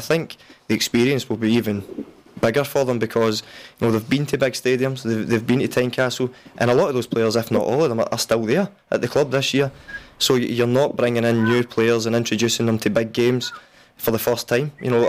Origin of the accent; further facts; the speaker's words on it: Auchinleck, Scotland, United Kingdom; I'm from Auchinleck, and my family, my mum and dad are still there.